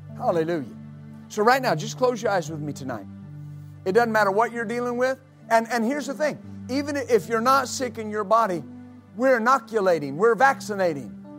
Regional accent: United States; I'm an American

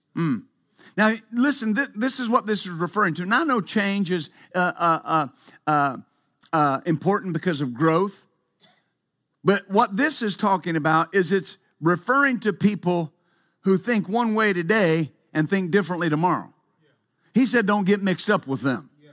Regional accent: West Texas, United States; When I was growing up in West Texas, of course, I worked, I worked on, uh, a ranch growing up

